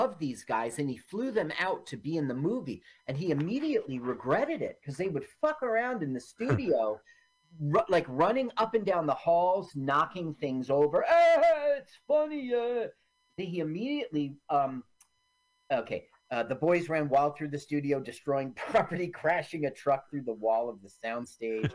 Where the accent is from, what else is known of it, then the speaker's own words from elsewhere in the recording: New Jersey, United States; also born or lived in Washington, D.C.; I was born in Washington, D.C., and I've been a Jersey boy since I was 3 years old